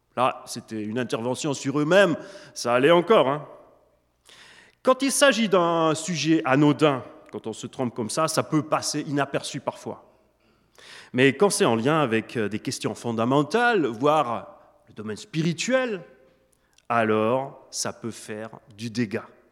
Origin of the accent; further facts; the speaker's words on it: Switzerland; French is a second language; also born or lived in Germany; donc je suis né en Allemagne d'une maman allemande et d'un papa suisse, suisse-allemand. J'ai grandi surtout en Suisse